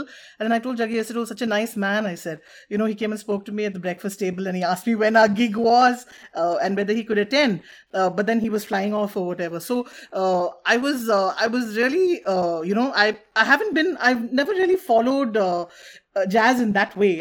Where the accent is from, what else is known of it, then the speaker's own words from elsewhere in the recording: Bangalore, Karnataka, India; both of us have grown up in Bangalore